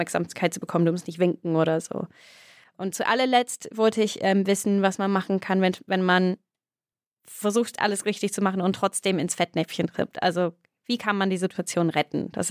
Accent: England, United Kingdom; German is a second language; now in Germany; Das war ein Tipp für mich als Engländerin

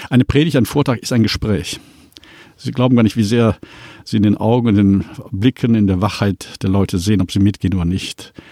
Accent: Cologne, North Rhine-Westphalia, Germany; Das eine Mal bei dem Kölner Dom, ich komme ja aus Köln

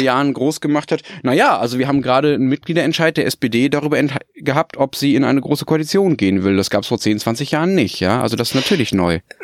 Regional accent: Dortmund, North Rhine-Westphalia, Germany; wo ich aufgewachsen bin, nämlich in der Hörweite des Westfalenstadions in Dortmund

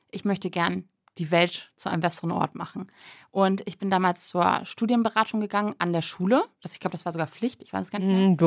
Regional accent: Münster, North Rhine-Westphalia, Germany; born there; Ich bin in Münster geboren worden und Münster war für mich immer so eine absolute so

